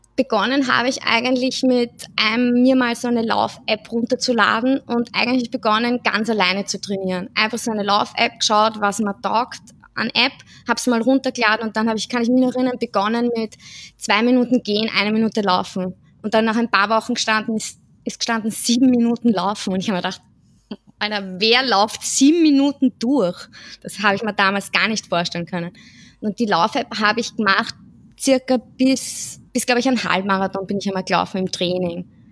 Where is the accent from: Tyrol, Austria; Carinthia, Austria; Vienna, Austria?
Vienna, Austria; Ich komme aus Wien, bin 31 Jahre alt